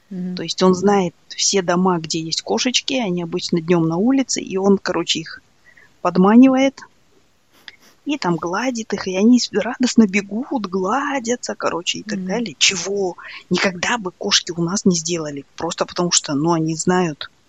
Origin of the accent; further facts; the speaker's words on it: Kazakhstan; Я, потому что я казашка